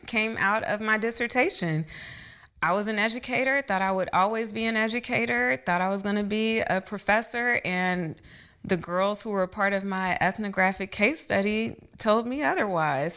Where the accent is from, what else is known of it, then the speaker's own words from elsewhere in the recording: Dayton, Ohio, United States; now in Atlanta, United States; growing up in Dayton, Ohio, in elementary school in the eighties and nineties